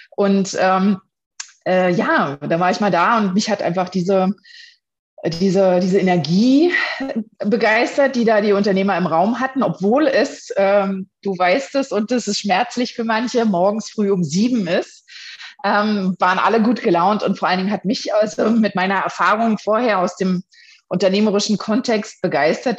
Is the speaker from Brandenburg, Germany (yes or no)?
yes; Potsdam region, Brandenburg, Germany; mittlerweile fünf Jahren, jetzt im Juni, bin ich Direktorin, äh, Franchise-Nehmerin von BNI für die Region Potsdam